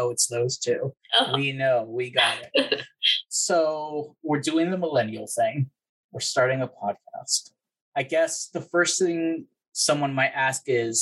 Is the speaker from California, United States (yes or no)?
yes; California, United States; moved away as an adult; also born or lived in Texas; originally I'm from California, got my master's in IO in good old Texas